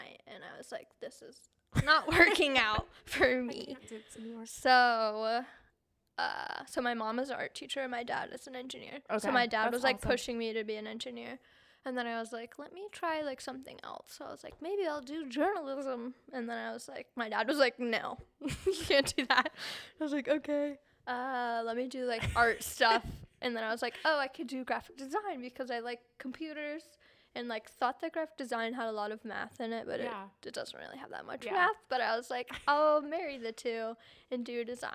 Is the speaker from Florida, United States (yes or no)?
yes; Satellite Beach, Florida, United States; moved away as an adult; I'm from Satellite Beach